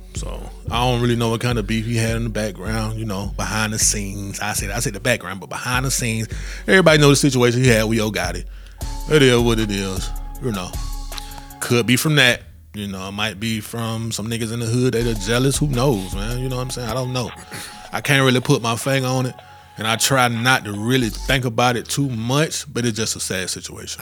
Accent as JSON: {"language": "English", "town": "Columbus", "country": "United States", "tie": "born or raised there", "said": "in my hometown, in Columbus"}